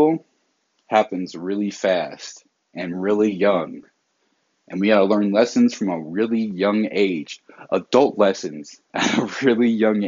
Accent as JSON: {"language": "English", "region": "the South", "country": "United States", "said": "I'm from the South"}